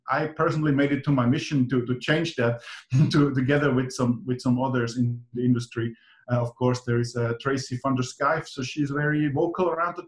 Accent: Zurich, Switzerland; also born or lived in Finland; I was born in Finland, grew up in Zurich, Switzerland. These are kind of my home bases where I'm based at, mainly working in Switzerland, living on the weekend in Finland.

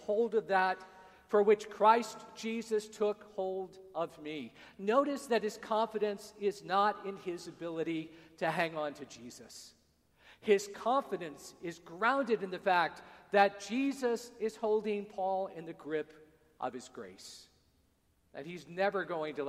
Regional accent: United States; moved away; also born or lived in Dar es Salaam, Tanzania; I'm an American

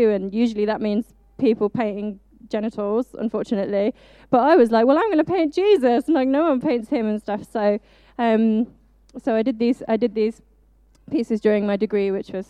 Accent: Birmingham, West Midlands, United Kingdom; moved away as an adult; now in Loughborough, United Kingdom; You might not tell from my accent, but sometimes it does come out. I am actually from the beautiful city that is Birmingham

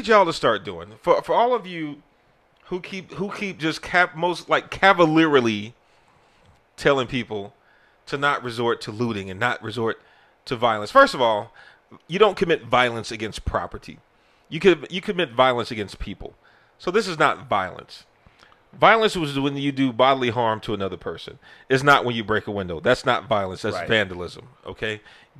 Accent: United States; as an American

